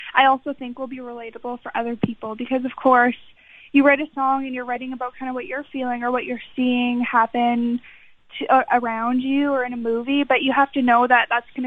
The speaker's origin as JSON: {"language": "English", "town": "Winnipeg", "region": "Manitoba", "country": "Canada", "tie": "born or raised there", "said": "I did a lot of musical theater in my hometown of Winnipeg"}